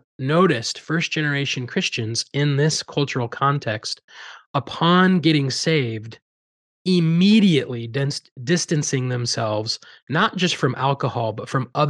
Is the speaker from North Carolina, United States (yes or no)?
no; Iowa, United States; if you know a little bit more about …, growing up in Southern Iowa, you know, country music has a nostalgic feel to me